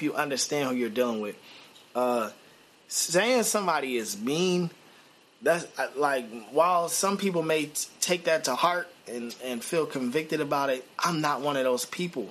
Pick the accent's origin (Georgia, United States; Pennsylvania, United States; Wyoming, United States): Pennsylvania, United States; Philadelphia; I'm from North Philly. I'm from the hood.